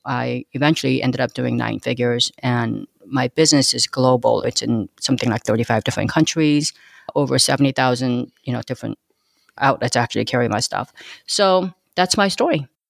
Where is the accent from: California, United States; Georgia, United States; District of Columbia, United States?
California, United States; Los Angeles; first language Korean; English is a second language; also born or lived in Korea; I grew up in East L